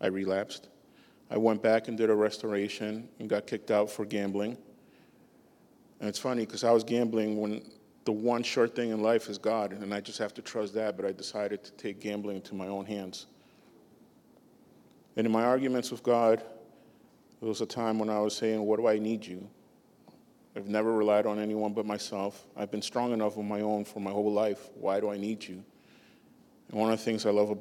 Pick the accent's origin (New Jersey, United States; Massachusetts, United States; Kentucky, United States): Massachusetts, United States; Boston; also born or lived in Peru; I was born in Peru, but I grew up most of my life in Boston